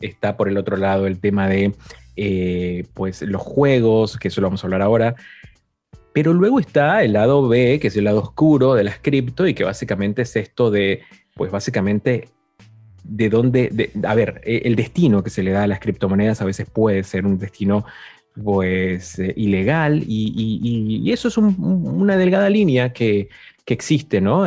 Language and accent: Spanish; Argentina; yo soy argentino